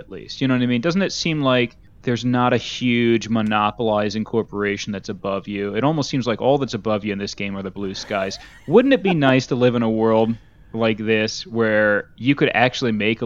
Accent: United States; being an American

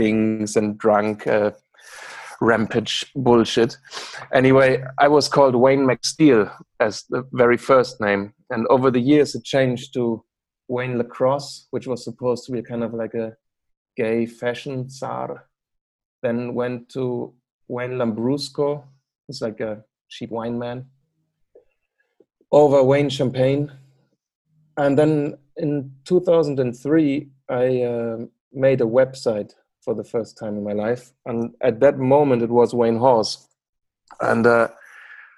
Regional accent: Bremen, Germany; moved away as an adult; now in Amsterdam, Netherlands; I'm from Bremen, which is in the north of Germany, kind of close to Hamburg.

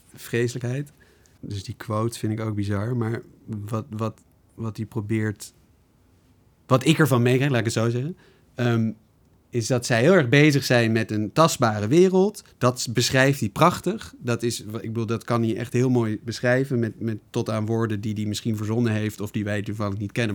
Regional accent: Netherlands; wij als Nederlanders

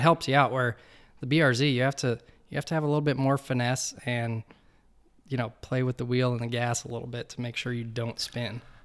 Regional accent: Colorado, United States; moved away as an adult; also born or lived in East Coast; I grew up in Colorado

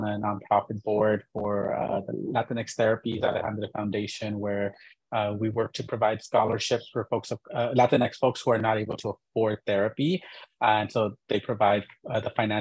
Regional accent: Inglewood, California, United States; also born or lived in San Francisco Bay Area; I'm originally from Inglewood, California in LA.

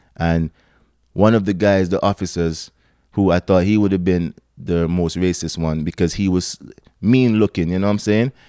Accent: Antigua & Barbuda; moved away as an adult; now in Toronto, Canada; I'm from Antigua, small country

